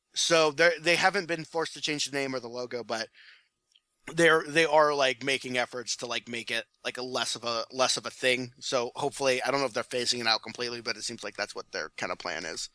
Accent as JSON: {"language": "English", "region": "Ohio", "country": "United States", "tie": "born or raised there", "said": "my home state"}